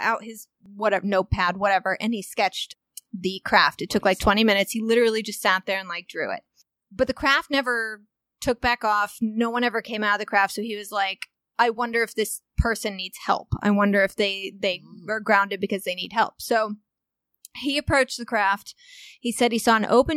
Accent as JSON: {"language": "English", "town": "Walnut Hill", "region": "Illinois", "country": "United States", "tie": "born or raised there", "moved": "yes", "said": "my hometown in Walnut Hill, Illinois"}